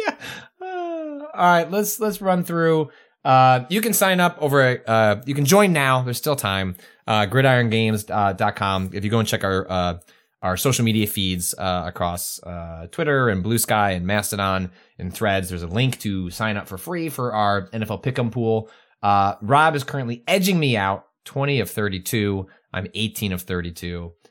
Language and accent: English; Chicago, Illinois, United States; moved away as an adult; also born or lived in San Francisco; we left Chicago